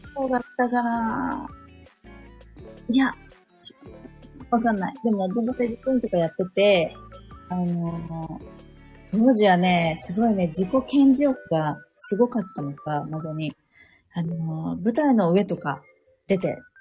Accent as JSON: {"language": "Japanese", "region": "Saitama", "country": "Japan", "tie": "born or raised there", "moved": "as an adult", "lives_now": "Sapporo, Japan", "said": "私、地元は埼玉なんですけど、嫁に来て、こっちに住んでるんですよね"}